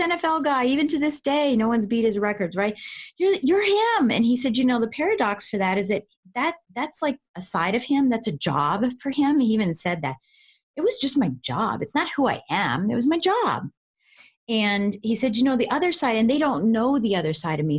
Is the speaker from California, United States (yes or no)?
no; Colorado, United States; now in Washington, D.C., United States; I'm originally from Colorado